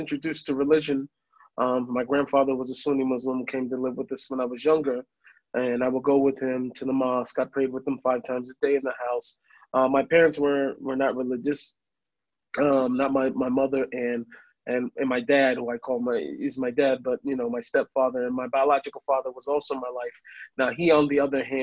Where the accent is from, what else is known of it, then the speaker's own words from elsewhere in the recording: Seattle, Washington, United States; moved away as an adult; now in Jerusalem, Israel; I grew up in Seattle